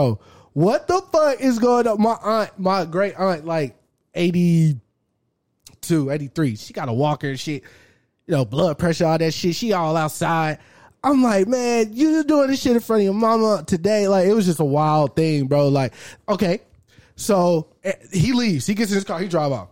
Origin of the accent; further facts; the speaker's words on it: Texas, United States; I'm from Texas